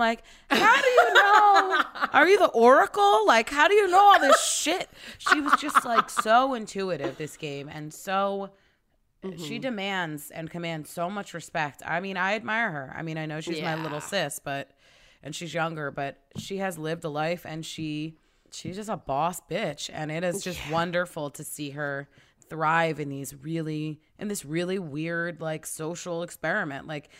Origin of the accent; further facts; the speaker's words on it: Australia; Like, I'm from Australia, and a lot of our stunt guys are from there